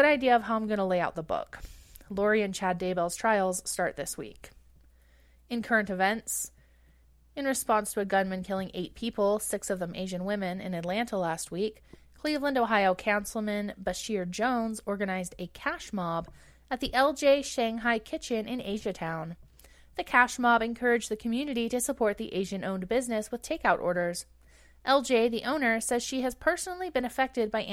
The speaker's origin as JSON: {"language": "English", "area": "Treaty 7 territory", "region": "Alberta", "country": "Canada", "moved": "as an adult", "lives_now": "Edmonton, Canada", "said": "I'm originally from Treaty 7 territory, the ancestral home of the Blackfoot, Kainai, Piikani, Stoney Nakoda, and Tsuut'ina"}